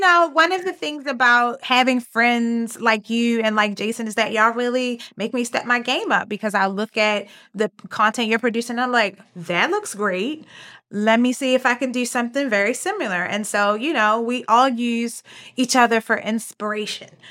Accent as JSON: {"language": "English", "town": "Baltimore", "region": "Maryland", "country": "United States", "accent": "Baltimore", "said": "I'm from Baltimore. I have Baltimore accent."}